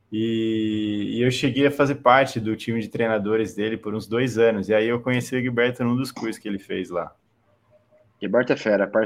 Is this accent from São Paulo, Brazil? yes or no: yes; Itu, São Paulo, Brazil; moved away as an adult; now in São Paulo, Brazil; eu sou de Tu, eu sou de, Tu, interior de São Paulo.